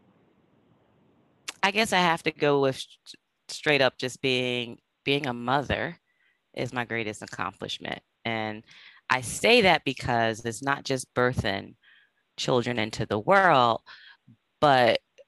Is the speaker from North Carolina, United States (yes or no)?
no; New Castle, Delaware, United States; moved away; I'm originally from Delaware, from Newcastle, Delaware